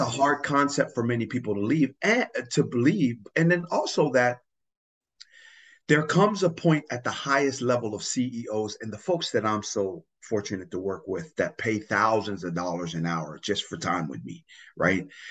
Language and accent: English; Tonga; English is a second language; now in United States; I really do see myself as an American that comes from the island of Tonga